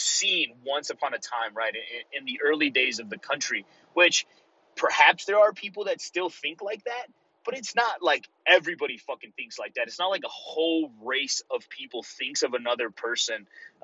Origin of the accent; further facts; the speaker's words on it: Chicago, Illinois, United States; first language Spanish; English is a second language; Growing up in the community that I grew up in Chicago, if you guys know the Pilsen area